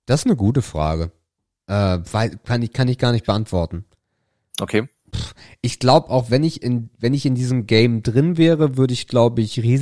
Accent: Northern Germany, Germany; Ich bin im Norden groß geworden, von daher kenne ich Karneval als Kind jedenfalls nicht sondern ich kenne Fasching.

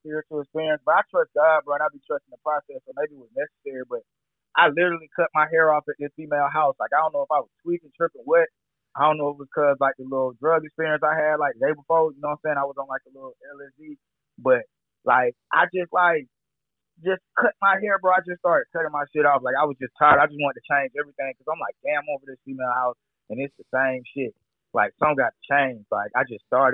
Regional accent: Atlanta, Georgia, United States; I'm definitely true Atlanta. I was born in Grady

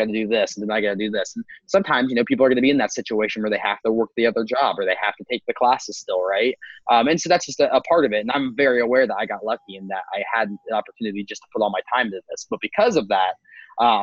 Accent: Appalachia, United States; I was back in my hometown. There's like 3,000 people

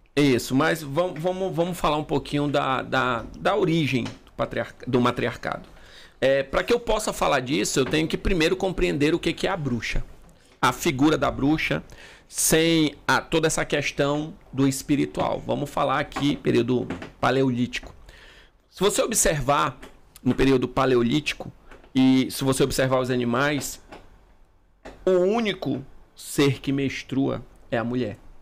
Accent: Manaus, Amazonas, Brazil; eu sou de Manaus

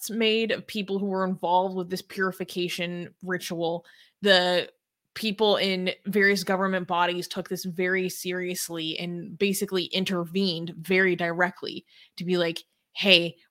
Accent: United States; I'm like white, I'm from America

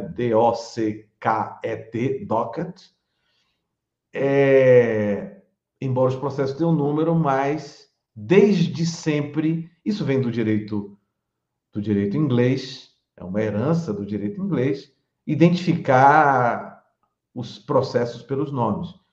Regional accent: Salvador, Bahia, Brazil; Eu, eu sou de Salvador, sou, sou baiano

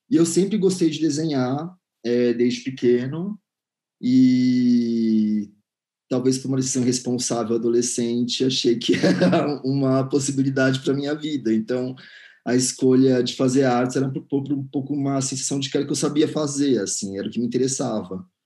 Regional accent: São Paulo, Brazil; now in Belo Horizonte, Brazil; sou curador e pesquisador de arte. Eu sou de São Paulo, mas atualmente moro em Belo Horizonte.

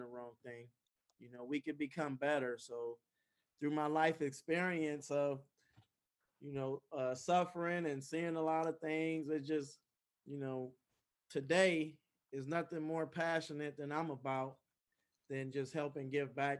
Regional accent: Oakland, California, United States; I grew up in Oakland, California all my life

